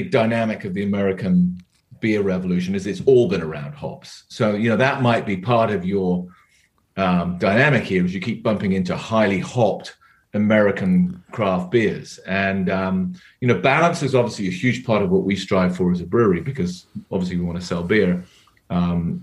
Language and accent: English; England, United Kingdom; moved away as an adult; now in California, United States; I'm here from England.